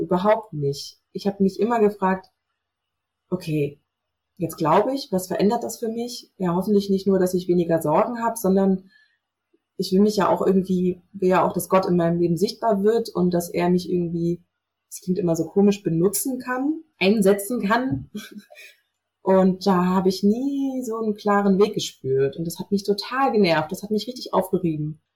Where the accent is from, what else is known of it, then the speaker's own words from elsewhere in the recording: North Hesse, Germany; ich bin ähm, in Nordhessen groß geworden vor 33 Jahren, so zwischen Kassel und Marburg